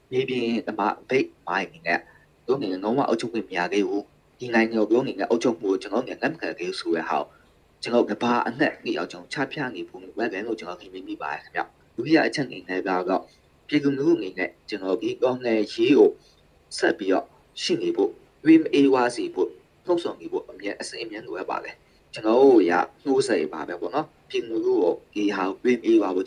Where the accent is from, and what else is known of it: Myanmar; born or raised there